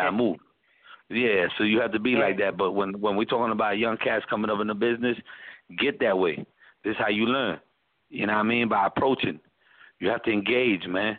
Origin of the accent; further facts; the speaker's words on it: New York City, New York, United States; moved away as an adult; also born or lived in Atlanta; I'm originally from the Bronx, you know, born and raised in New York, man, for 30-plus years of my life